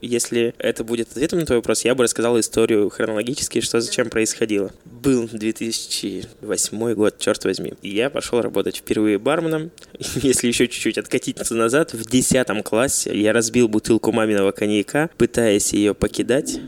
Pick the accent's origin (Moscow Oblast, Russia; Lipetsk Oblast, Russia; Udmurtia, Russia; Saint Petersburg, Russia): Udmurtia, Russia; Glazov; moved away as an adult; also born or lived in Izhevsk; now in Moscow, Russia; меня пригласили в Глазов. Это мой родной город под Ижевском